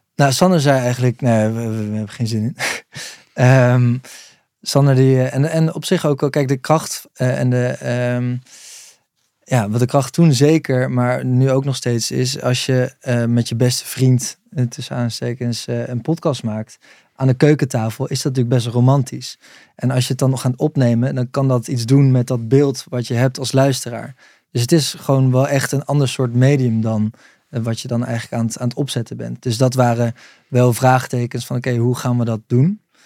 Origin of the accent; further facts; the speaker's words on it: 's-Hertogenbosch, North Brabant, Netherlands; Den Bosch, Brabant